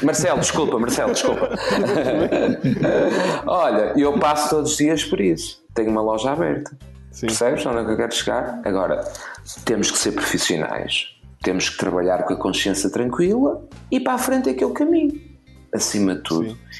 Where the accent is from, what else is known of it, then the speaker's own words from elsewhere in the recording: Portugal; como português